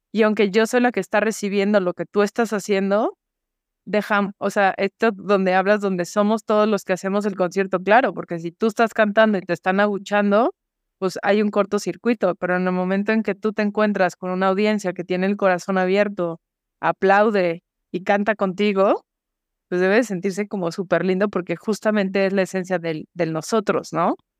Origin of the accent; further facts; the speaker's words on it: Guadalajara, Jalisco, Mexico; soy de Guadalajara. Tenía yo creo que no más de 10 años